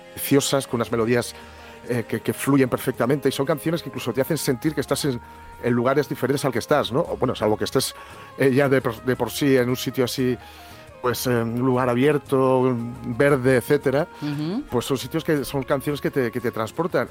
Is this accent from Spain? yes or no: yes; Asturias, Spain